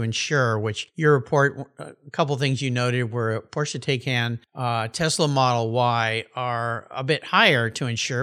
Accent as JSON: {"language": "English", "region": "California", "country": "United States", "moved": "yes", "said": "I'm from California originally."}